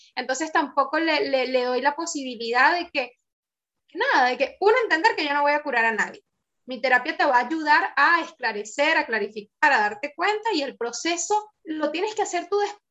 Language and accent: Spanish; Venezuela; now in Argentina; nosotros somos, venimos de Venezuela